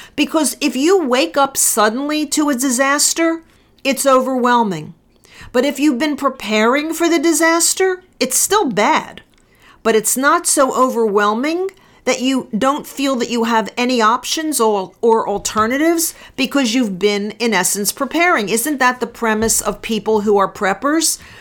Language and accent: English; United States; I'm an American